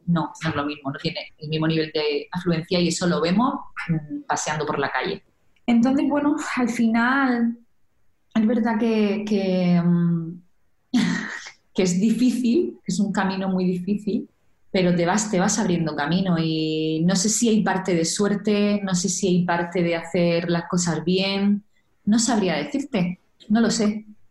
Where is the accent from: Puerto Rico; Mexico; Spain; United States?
Spain; Region of Murcia; siendo yo de este pueblo, estaba muy cerquita de mi pueblo natal, nada, 20 minutos en coche